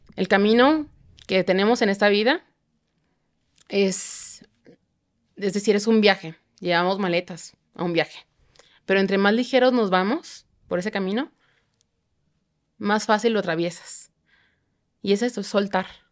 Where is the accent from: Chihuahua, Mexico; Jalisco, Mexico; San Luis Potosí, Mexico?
Chihuahua, Mexico; now in Mexico City, Mexico; yo soy de Chihuahua